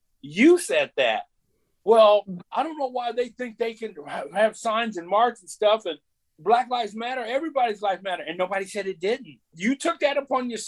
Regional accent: Lafayette, United States; growing up in Lafayette

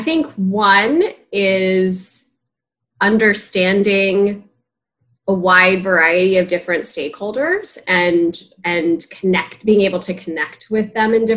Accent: Palo Alto, California, United States; moved away; I am from Palo Alto, California

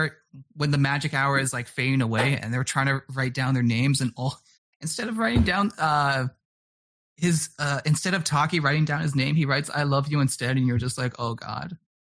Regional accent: Vancouver, British Columbia, Canada; I'm a city boy, born and raised in Vancouver my whole life.

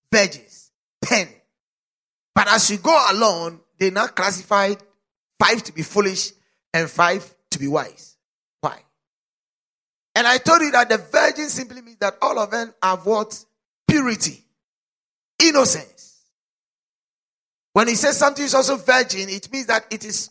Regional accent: South Africa; As a South African

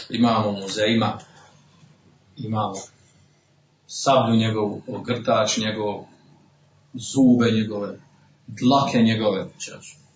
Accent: Bosnia & Herzegovina; kod nas u Bosni ovdje, kod Tuzga

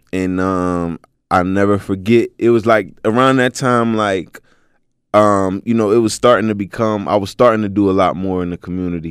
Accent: Philadelphia, Pennsylvania, United States; moved away; I'm originally from Philly, so I used to live out here

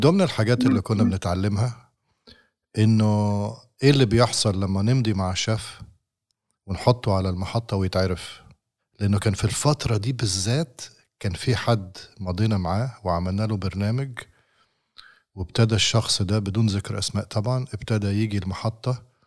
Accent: Alexandria, Alexandria Governorate, Egypt; من مدينتي من اسكندرية

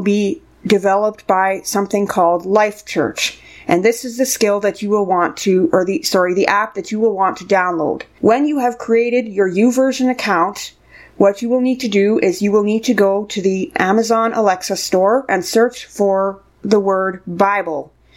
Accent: Canada; I'm from Canada

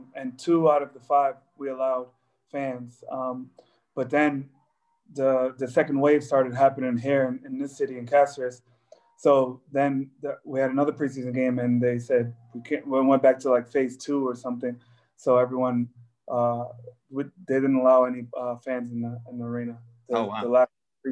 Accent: Pawtucket, Rhode Island, United States; I was born and raised in Pawtucket, and I always lived in a projects growing up.

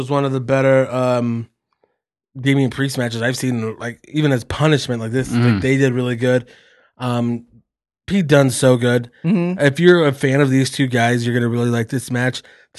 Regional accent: Calgary, Alberta, Canada; It wasn't my hometown. It was in Montreal. It's French Canada. Not the real Canada, like in Calgary.

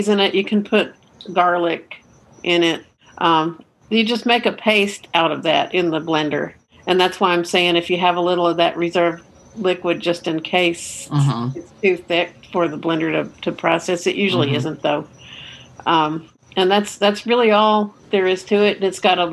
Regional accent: Austin, Texas, United States; I am from Austin, Texas.

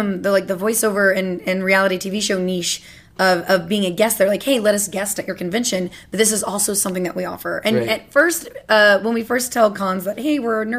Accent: Louisiana, United States; I'm from Louisiana. Technically, Bone Cage and I could be related at this rate.

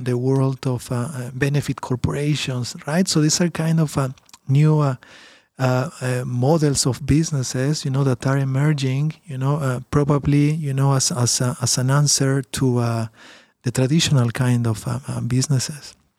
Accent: Peru; now in Canada; I'm from Peru originally

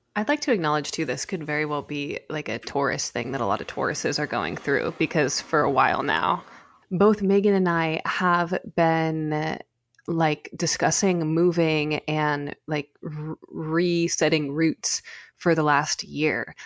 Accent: California, United States; being a Californian

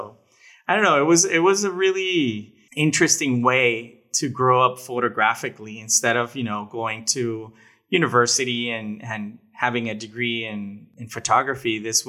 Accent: Monterrey, Nuevo León, Mexico; also born or lived in Dominican Republic; Yeah, I was born in Dominican Republic and then moved to Mexico in 1990, and I've lived here ever since, and I live some time in Canada, some time in the U.S., but most of the time here in Monterrey, Mexico

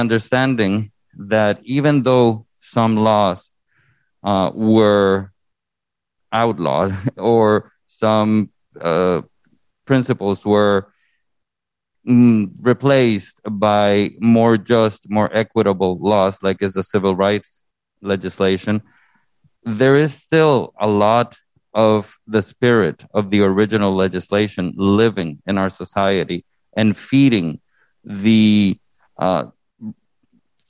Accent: Honduras; now in United States; originally born and raised in Honduras in Central America

